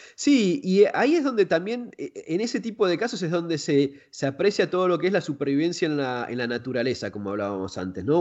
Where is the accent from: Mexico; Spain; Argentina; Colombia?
Argentina; yo soy de Argentina